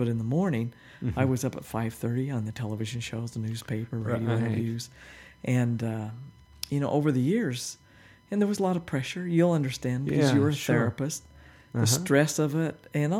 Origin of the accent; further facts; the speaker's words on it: Monticello, Utah, United States; now in Salt Lake City, United States; And we lived in Monticello in the forest ranger house, about a mile out of town.